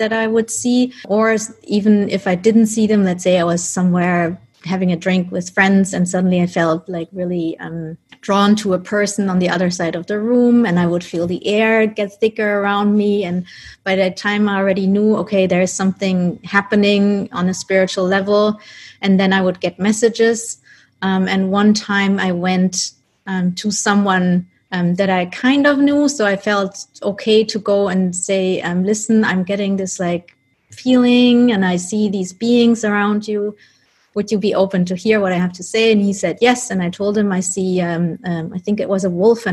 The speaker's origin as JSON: {"language": "English", "country": "Germany", "tie": "born or raised there", "also_born_or_lived": "Colombia", "said": "I was adopted when I was a baby by my parents who are Dutch, and then I grew up in Germany"}